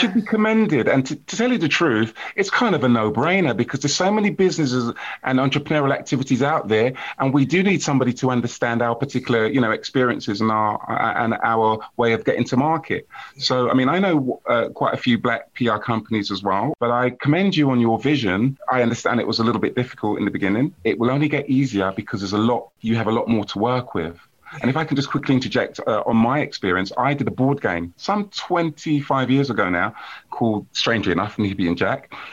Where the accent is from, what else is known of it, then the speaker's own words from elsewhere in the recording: United Kingdom; I am of Jamaican. I was born here